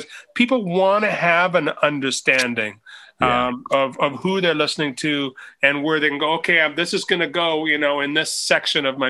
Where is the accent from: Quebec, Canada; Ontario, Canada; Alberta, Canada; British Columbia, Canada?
British Columbia, Canada; Northern; I grew up in Northern British Columbia here in Canada